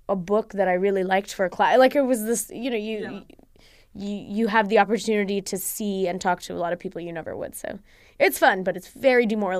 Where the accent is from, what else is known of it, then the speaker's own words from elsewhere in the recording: India; It's funny because when I say like, oh, yeah, guys, I'm from India, they're like, stop it. No, you're not. No, you're not really Indian. But then when I say, oh, no, I'm American